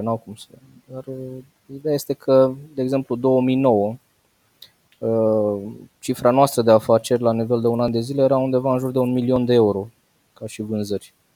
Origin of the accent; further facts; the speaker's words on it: Bacău, Bacău County, Romania; eu sunt din Bacău. Am uh, păscut oile până la 18 ani